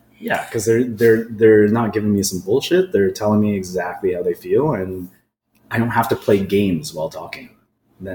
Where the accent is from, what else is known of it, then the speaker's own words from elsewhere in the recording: Oakville, Ontario, Canada; now in Hamilton, Canada; born in Oakville, even though I'm here in Hamilton now. I was probably like one of 3 Asian kids in my elementary school